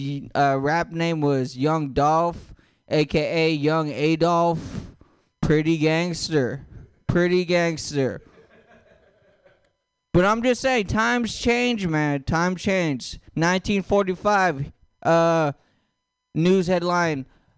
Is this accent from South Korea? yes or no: no; Philippines; I know you guys think, since I have long hair and a jean jacket, that I'm Native American. I'm not. I'm Filipino.